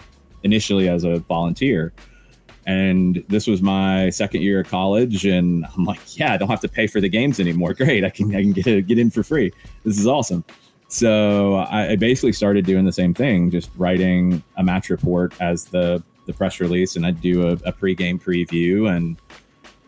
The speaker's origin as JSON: {"language": "English", "town": "Atlanta", "region": "Georgia", "country": "United States", "tie": "born or raised there", "said": "I was born and raised in Atlanta"}